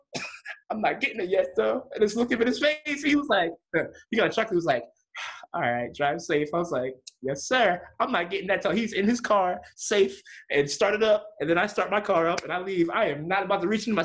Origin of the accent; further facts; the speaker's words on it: Delaware, United States; moved away; I'm from Delaware. So I was driving back home to Delaware.